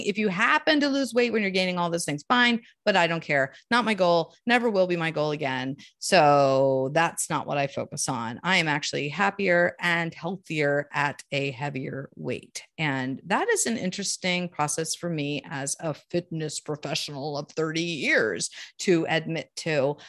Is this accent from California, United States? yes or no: no; Columbia, Maryland, United States; now in Maine, United States; I grew up in Baltimore, D C area, Columbia, Maryland, to be exact